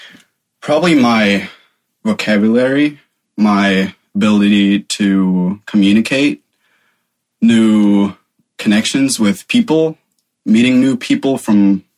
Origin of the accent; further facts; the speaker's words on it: Germany; English is a second language; I'm from Germany.